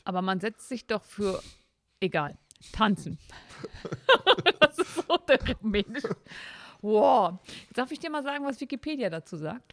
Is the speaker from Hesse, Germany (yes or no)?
no; near Osterode am Harz / Seesen, Harz edge, Lower Saxony, Germany; ich komme aus dem Harz. Ich komme aus der Nähe von Osterode-Sesen, also dem Harzrand